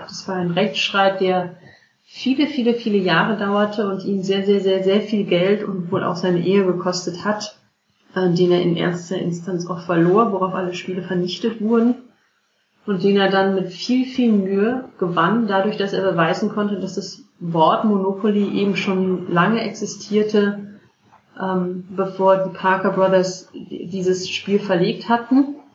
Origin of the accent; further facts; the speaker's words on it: Cologne, North Rhine-Westphalia, Germany; Und ich komme aus, ursprünglich aus Köln, bei uns hieß das auch Bütchen.